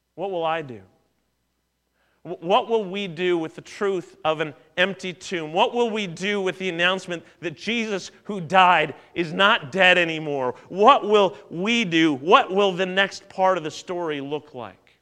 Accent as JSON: {"language": "English", "region": "Southern Ontario", "country": "Canada", "tie": "born or raised there", "said": "Growing up in Southern Ontario"}